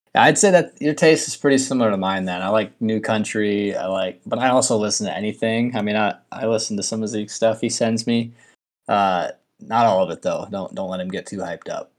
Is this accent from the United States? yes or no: yes; Minnesota, United States; I'm from Minnesota, I'm a Twins fan